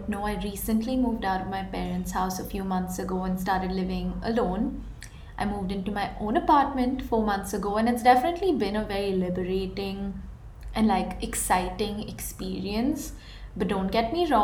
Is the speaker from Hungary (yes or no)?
no; India; moved away as an adult; now in United States; I moved from India to US